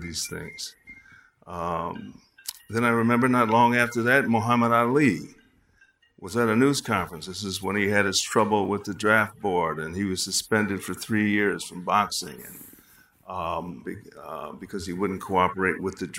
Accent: Chicago, Illinois, United States; I was walking down Wabash Avenue in Chicago, my hometown

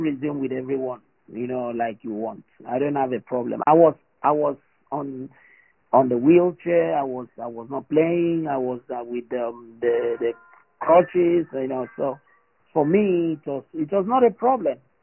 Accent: Nigeria; I'm a Nigerian. The blood still flows

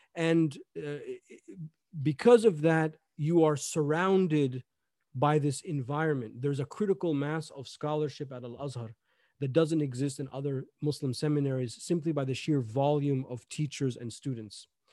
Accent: Gaithersburg, Maryland, United States; I grew up in, uh, Gaithersburg, Maryland

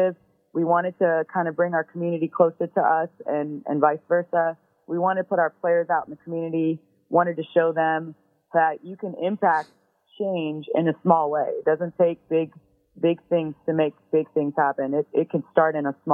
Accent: Kansas City, United States; moved away; I'm actually from Kansas City

